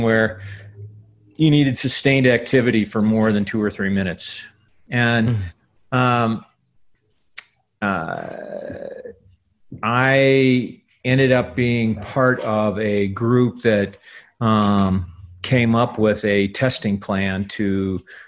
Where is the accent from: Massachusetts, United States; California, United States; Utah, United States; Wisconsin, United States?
Wisconsin, United States; outside of Milwaukee; I grew up outside of Milwaukee